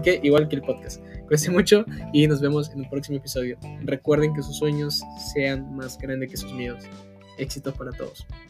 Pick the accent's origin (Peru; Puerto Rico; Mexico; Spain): Peru; Lima; also born or lived in Iquitos, Peru; pues nací en Perú en Iquitos y bueno, yo cuando era pequeño mis padres me trajeron aquí a Lima y aquí crecí la mayor parte de mi vida